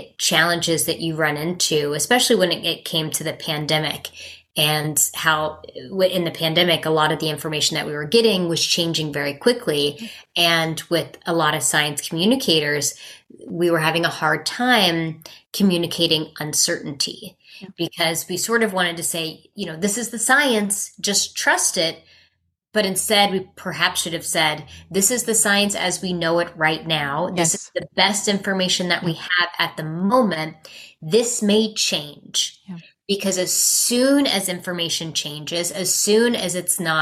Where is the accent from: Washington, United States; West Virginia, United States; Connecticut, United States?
West Virginia, United States; I'm from West Virginia